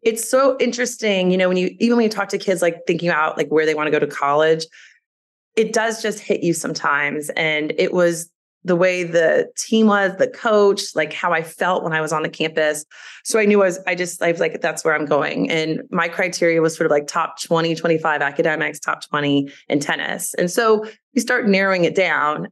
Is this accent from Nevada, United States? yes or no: no; Louisville, Kentucky, United States; moved away; I grew up in Louisville, Kentucky, which is a beautiful place to grow up.